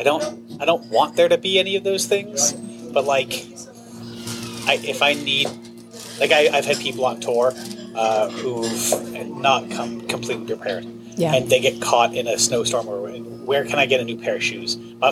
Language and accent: English; central Massachusetts, United States; also born or lived in Canada / Bath, England; I'm from Massachusetts. I'm from the middle of nowhere, Massachusetts. Not quite Berkshire's middle of nowhere. Middle of the state, middle of nowhere.